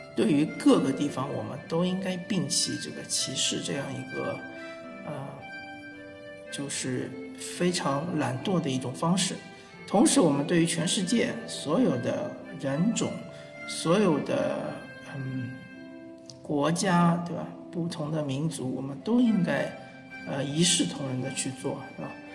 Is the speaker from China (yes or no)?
yes; China; 我们中国人